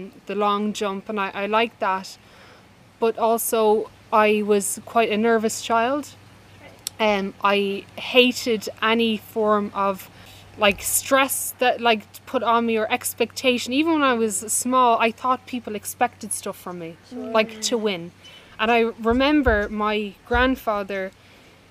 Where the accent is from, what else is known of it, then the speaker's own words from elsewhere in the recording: Ireland; also born or lived in Dublin, Ireland; we grew up in Dublin and then moved to rural Ireland